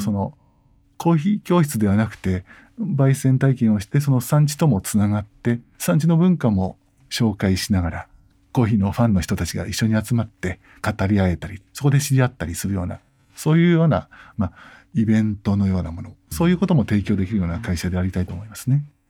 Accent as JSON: {"language": "Japanese", "town": "Yokohama", "region": "Kanagawa", "country": "Japan", "tie": "born or raised there", "moved": "yes", "lives_now": "Tokyo, Japan", "said": "私は横浜で生まれ"}